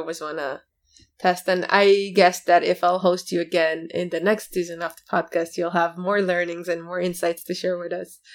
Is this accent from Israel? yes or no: yes; Israel; I come from Israel, a startup nation.